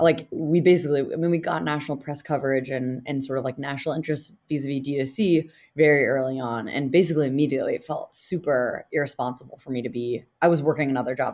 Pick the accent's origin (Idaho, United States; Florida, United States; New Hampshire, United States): New Hampshire, United States; I'm from New Hampshire.